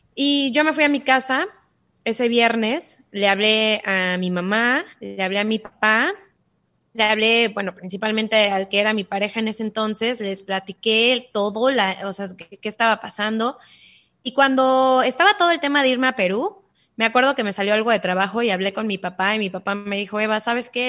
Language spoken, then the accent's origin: Spanish; Cancún, Quintana Roo, Mexico; also born or lived in Mexico City / United States; yo nací en la Ciudad de México, pero crecí en Cancún, me vine muy, muy chiquita